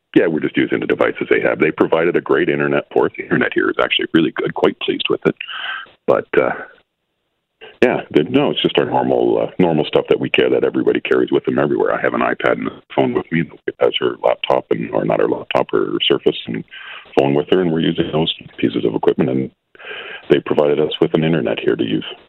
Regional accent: Calgary, Alberta, Canada; I am actually from Calgary

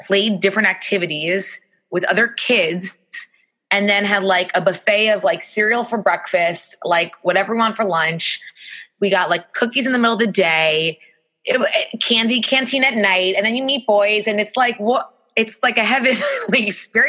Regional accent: Great Neck, New York, United States; now in New York City, United States; I'm originally from Great Neck

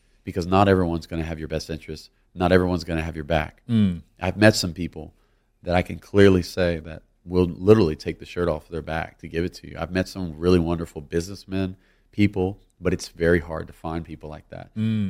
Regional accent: Louisiana, United States; I'm from Louisiana.

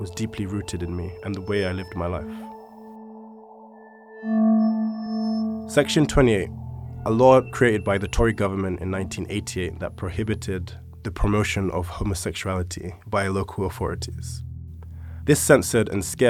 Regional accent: London, United Kingdom; I was born and raised in East London to first-generation Sierra Leonean parents

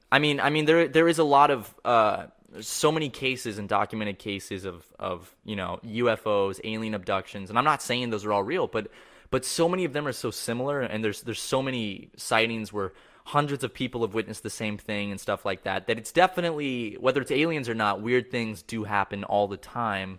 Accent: Charleston, South Carolina, United States; I grew up in Charleston, South Carolina

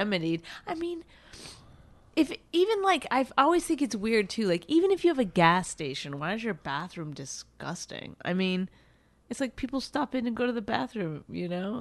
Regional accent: Canada; moved away; I grew up in Canada

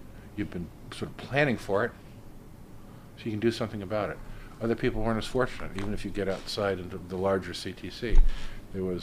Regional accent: United States; I'm an American.

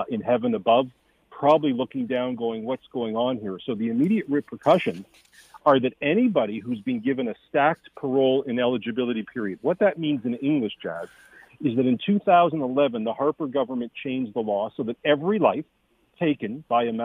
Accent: Canada; as a Canadian citizen and political commentator

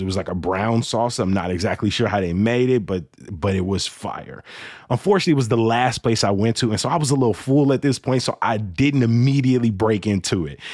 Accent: Chicago, Illinois, United States; I grew up on the South Side

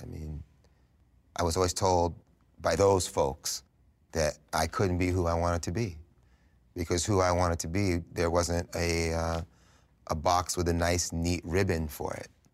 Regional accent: New York City, New York, United States; growing up in New York City at this time, this early seventies New York City vibe was really strong

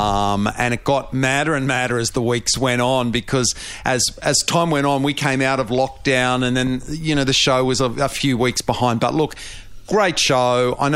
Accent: Brisbane, Queensland, Australia; Growing up in Brisbane, I particularly love, you know, the Queenslander verandas

